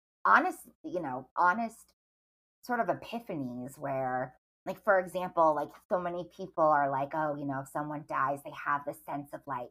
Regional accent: Rhode Island, United States; I grew up in Rhode Island

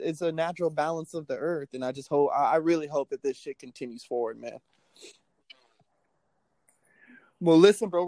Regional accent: United States; I love the nation I live in. You know, I'm American in and out

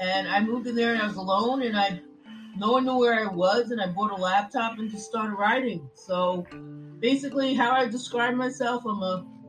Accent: New York City, New York, United States; grew up in the Bronx in a large family, Irish Catholic family

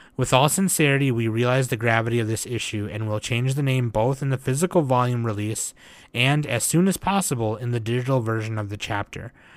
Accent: United States; me being an American

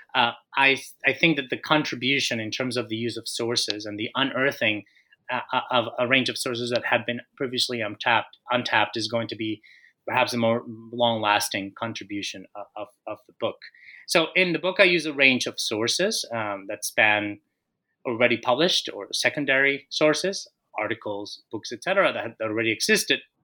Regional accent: Colombia; moved away as an adult; also born or lived in Minnesota; I am Colombian. I was born and raised in Colombia

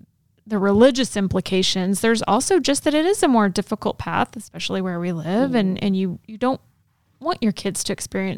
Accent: Texas, United States; I grew up in Texas

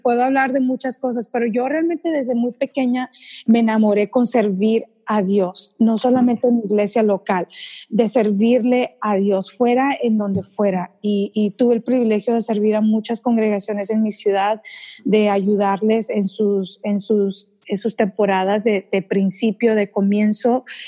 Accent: Texas, United States; soy mexicana, mis papás son mexicanos y yo nací acá en Estados Unidos.

